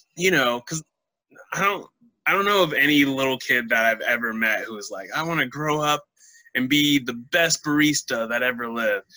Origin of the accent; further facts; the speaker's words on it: United States; being an American